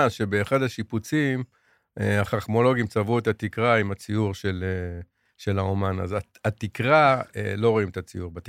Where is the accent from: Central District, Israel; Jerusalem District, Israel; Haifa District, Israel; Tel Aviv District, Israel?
Jerusalem District, Israel; Jerusalem; born there; אני נולדתי בערך 25 מטרים מבית הכנסת אדס.